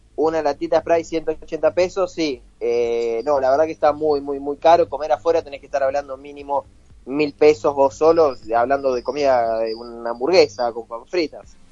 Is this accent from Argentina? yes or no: yes; Merlo, Buenos Aires Province, Argentina; uno le dice que de Merlo